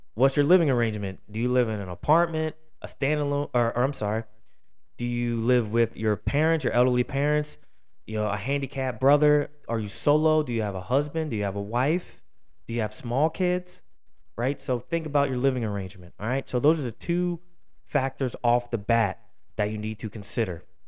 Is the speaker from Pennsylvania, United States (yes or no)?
yes; Philadelphia, Pennsylvania, United States; out of Philly, my hometown